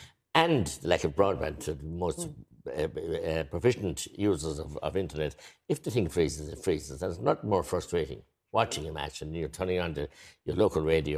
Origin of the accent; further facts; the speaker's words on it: Tipperary, Munster, Ireland; I'm from Tipperary